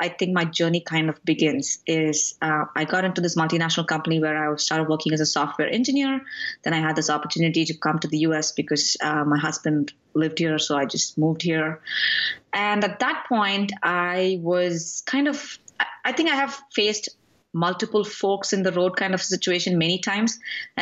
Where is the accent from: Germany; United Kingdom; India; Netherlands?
India; moved away as an adult; now in Atlanta, United States; So I grew up in India.